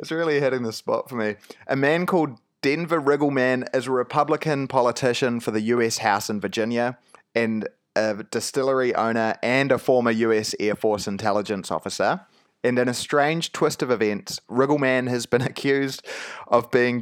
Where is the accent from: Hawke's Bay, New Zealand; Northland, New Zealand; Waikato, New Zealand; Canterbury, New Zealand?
Hawke's Bay, New Zealand; Napier; moved away; Napier? That's my hometown.